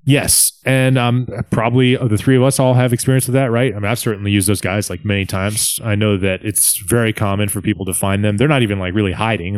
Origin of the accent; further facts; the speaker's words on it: hometown where FinCEN is located, Virginia, United States; moved away; FinCEN, which is the financial crimes, um, department, I guess, which is actually coincidentally in my hometown